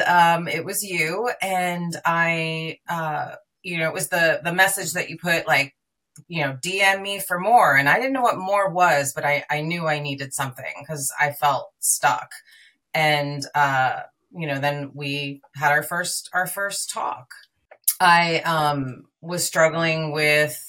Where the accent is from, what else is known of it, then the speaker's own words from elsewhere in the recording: New York, United States; now in California, United States; I live in California. I'm originally from New York